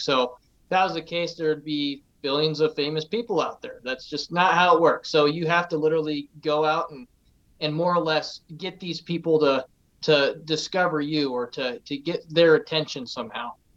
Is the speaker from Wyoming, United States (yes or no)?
yes; Casper, Wyoming, United States; I was born and raised here in Casper, Wyoming. Um, never moved away